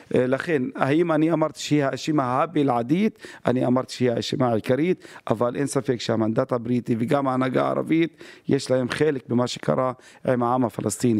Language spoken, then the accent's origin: Hebrew; Haifa, Haifa District, Israel; אני חיפאי בכל רמ"ח חבריי.